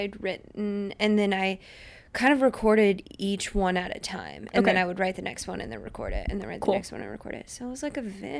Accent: Orlando, Florida, United States; I'm from Orlando. From Orlando, Florida.

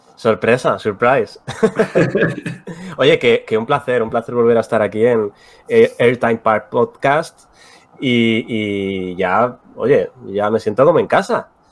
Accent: Spain; también somos españoles

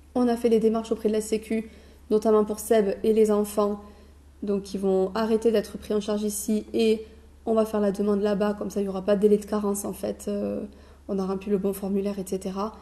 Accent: France; on est français

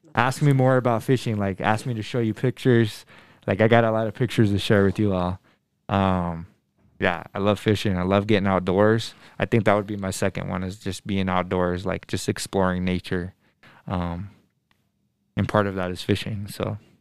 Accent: Denver, Colorado, United States; I'm from Denver. I was born and raised in Denver

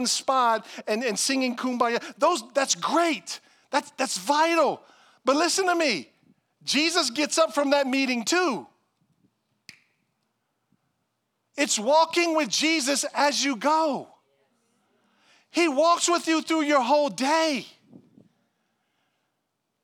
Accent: United States; as an American

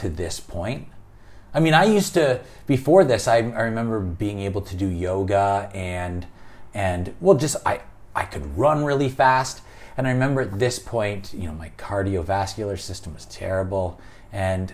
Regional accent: Canada; I'm Canadian

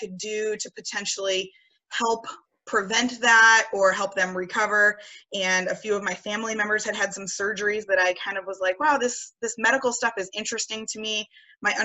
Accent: Connecticut, United States; moved away as an adult; now in Seattle, United States; I grew up in Connecticut

